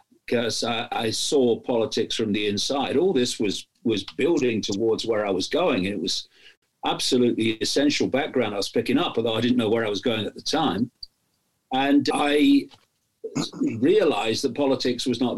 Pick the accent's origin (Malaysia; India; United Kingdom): United Kingdom; East Midlands of England; I was born in the East Midlands of England in 1952